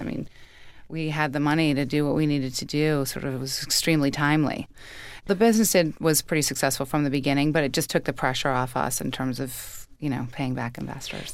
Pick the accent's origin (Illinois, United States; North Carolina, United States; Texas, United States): Illinois, United States; Chicago; also born or lived in Colorado; now in New York, United States; I grew up in Chicago.